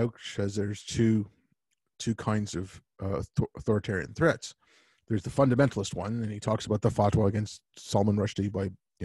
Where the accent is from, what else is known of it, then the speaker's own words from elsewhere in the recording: Canada; also born or lived in Montreal; I grew up in this country, like, you know, like, I'm as Canadian